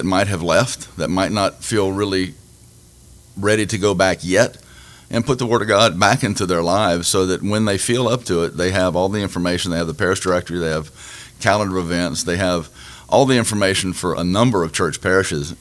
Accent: Lake Charles, Louisiana, United States; moved away as an adult; also born or lived in Los Angeles, United States / Pasadena, United States; now in Youngsville, United States; I was born and raised in Lake Charles

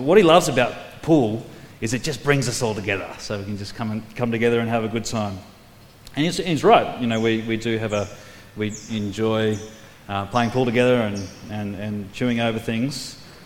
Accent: New South Wales, Australia; also born or lived in Queensland; now in South Australia, Australia; I was raised on the East Coast, born in Queensland, grew up in New South Wales

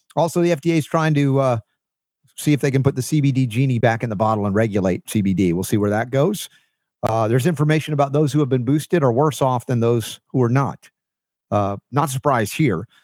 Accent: United States; I'm an American dude

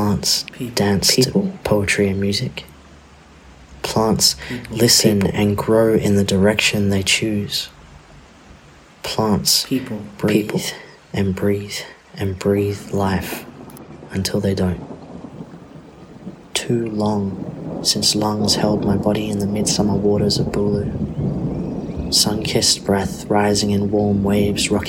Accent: Whadjuk Noongar country, Western Australia, Australia; also born or lived in Wurundjeri lands (Melbourne area); now in Melbourne, Australia; I'm currently recording on Wurundjeri lands, but I was raised on Whadjuk Noongar country.

